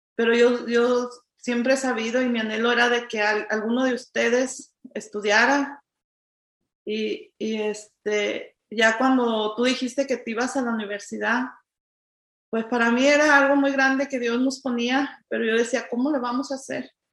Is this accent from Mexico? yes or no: yes; Jalisco, Mexico; moved away as an adult; now in United States; soy mexicana, venimos del estado de Jalisco, tenemos 27 años aquí en este país